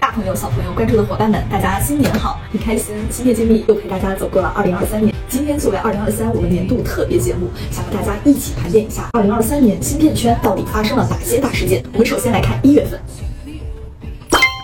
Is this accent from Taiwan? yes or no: no; China; 我们中国人